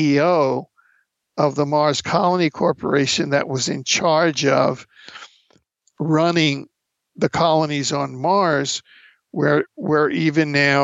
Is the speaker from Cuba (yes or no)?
yes; Cuba; moved away; I grew up in Cuba